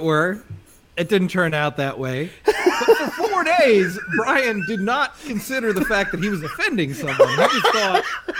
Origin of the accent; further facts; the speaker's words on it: South Africa; As a South African